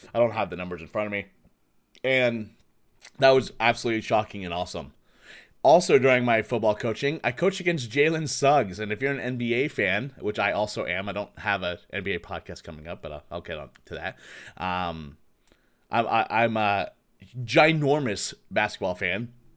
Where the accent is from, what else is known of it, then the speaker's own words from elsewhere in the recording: Waukee, Iowa, United States; moved away as an adult; also born or lived in Tucson, Arizona / Texas / Virginia / Massachusetts; now in Minneapolis, United States; I'm originally from Iowa, Waukee, Iowa